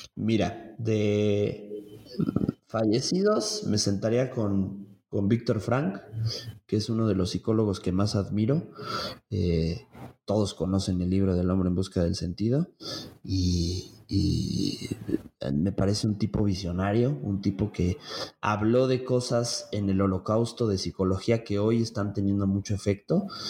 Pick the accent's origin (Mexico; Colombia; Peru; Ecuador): Mexico; Mexico City; now in Tlaxcala, Mexico; yo soy oriundo de la Ciudad de México, entonces allá, allá, allá crecí la mitad de mi vida soy tlaxcalteca ya por adopción